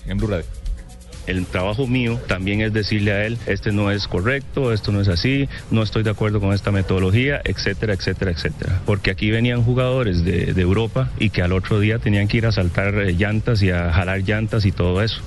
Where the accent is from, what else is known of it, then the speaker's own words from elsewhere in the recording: Costa Rica; Yo soy un costarricense muy respetuoso